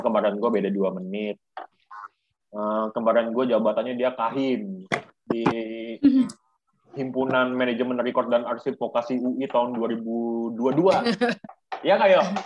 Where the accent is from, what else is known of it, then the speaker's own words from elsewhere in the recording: Jakarta, Indonesia; lahir di Jakarta, tepatnya tanggal dua puluh sembilan November pada tahun dua ribu dua